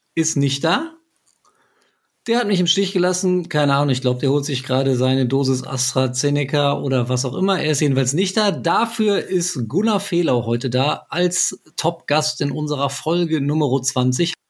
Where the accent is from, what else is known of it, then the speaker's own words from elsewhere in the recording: Frankfurt, Hesse, Germany; ich bin ja Frankfurter